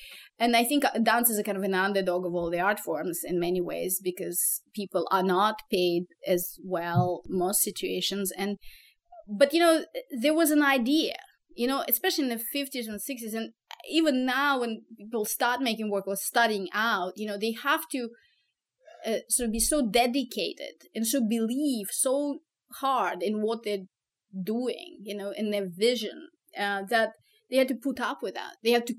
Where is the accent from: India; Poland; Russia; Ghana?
Russia; Moscow; English is a second language; moved away as an adult; now in United States; when I came from Moscow to the US, my first background was in linguistics and languages and information science. So I spoke French, Russian, and English.